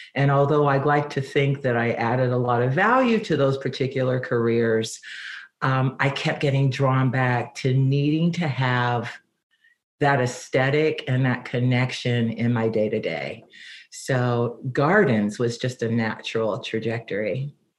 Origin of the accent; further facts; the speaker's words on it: Cincinnati, Ohio, United States; moved away as an adult; also born or lived in San Diego / Phoenix; now in Palos Verdes, United States; Well, I was born in Cincinnati, Ohio. That's where I grew up